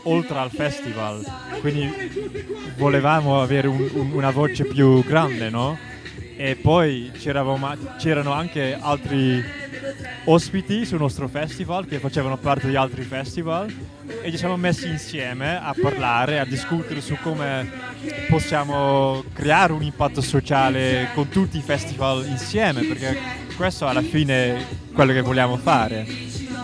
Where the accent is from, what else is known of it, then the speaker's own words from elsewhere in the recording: Netherlands; Italian is a second language; vengo dall'Olanda. Eh, parlo un pochino italiano